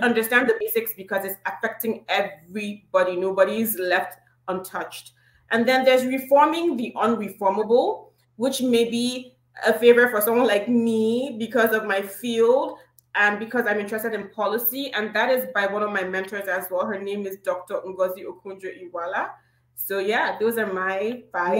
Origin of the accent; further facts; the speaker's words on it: eastern Nigeria, Imo, Nigeria; right now it actually is my hometown and it's in Imo State, and that's the eastern part of Nigeria.